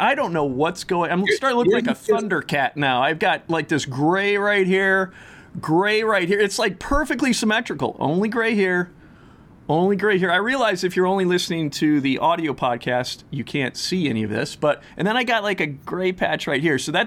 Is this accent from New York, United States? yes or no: no; Minnesota, United States; as a Minnesotan